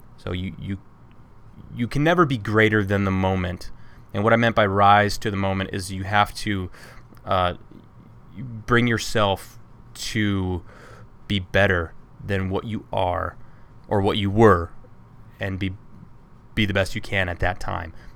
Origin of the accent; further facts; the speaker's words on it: Toledo, Ohio, United States; also born or lived in Jacksonville, North Carolina; I grew up in Toledo